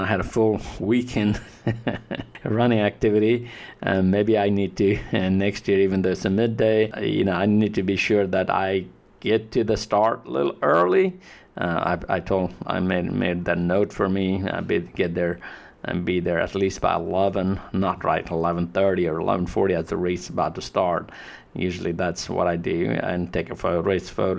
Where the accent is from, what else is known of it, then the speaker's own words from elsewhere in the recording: Nepal; now in United States; I'm from Nepal